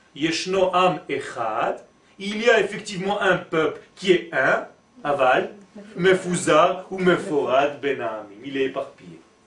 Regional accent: Israel; first language Hebrew; French is a second language; je suis né en Israël et ma langue natale c'est l'hébreu.

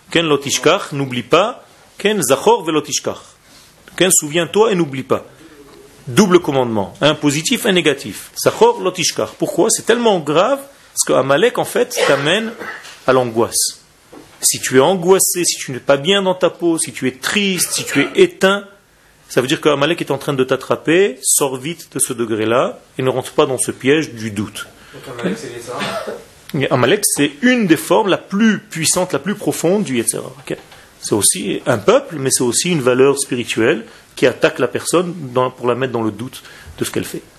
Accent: Israel; moi, quand j'étais petit en Israël, c'était le, l'acteur. L'acteur euh, en Israël.

